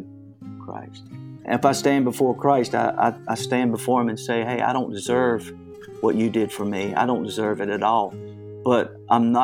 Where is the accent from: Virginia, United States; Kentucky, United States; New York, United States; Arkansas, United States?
Virginia, United States; Nelson County; also born or lived in Williamsburg, Virginia; I grew up in Nelson County, Virginia. I was born in Williamsburg, Virginia in 1955. And then we moved to Nelson County